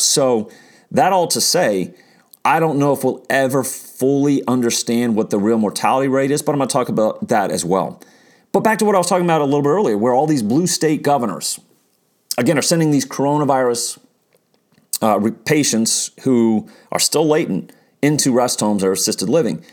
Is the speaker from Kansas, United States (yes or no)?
yes; Kansas, United States; moved away as an adult; also born or lived in Santa Barbara, California / Washington, D.C.; moved to Kansas when I was nine, almost nine